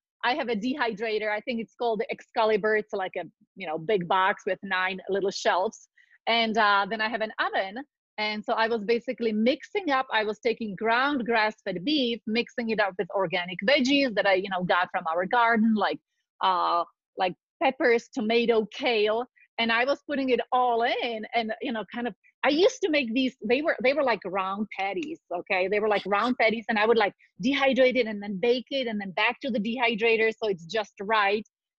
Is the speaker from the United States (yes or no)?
no; Czechia; born there; So I was born in Czechoslovakia during deep communism, just starting on a light note. But what I want to say that I come from farming families.